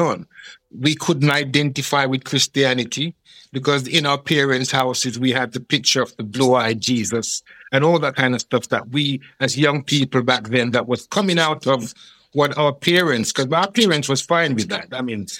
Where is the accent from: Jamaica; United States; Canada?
Jamaica; now in United Kingdom; I came over from Jamaica as a very country boy who couldn't spell his first name